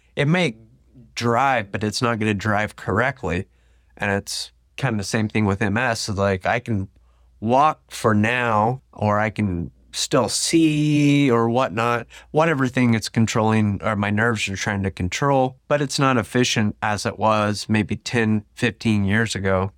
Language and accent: English; Tulsa, Oklahoma, United States; I was from Tulsa